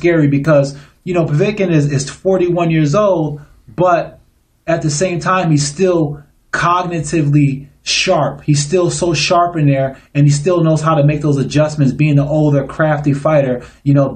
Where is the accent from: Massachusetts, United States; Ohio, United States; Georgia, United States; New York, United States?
New York, United States; Niagara Falls; I am from Niagara Falls, but I have kids who live in Illinois